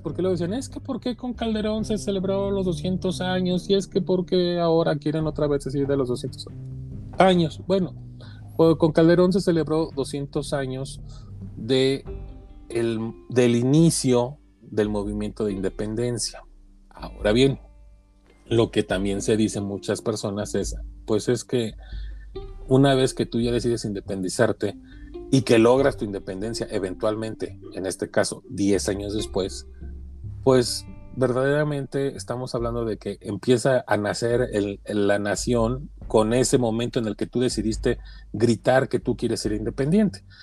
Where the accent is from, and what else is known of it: Mexico